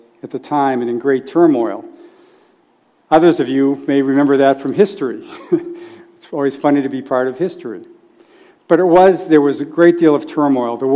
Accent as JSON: {"language": "English", "region": "New England", "country": "United States", "tie": "born or raised there", "moved": "yes", "lives_now": "Silicon Valley, United States", "said": "I grew up in New England, and I grew up in a loving family"}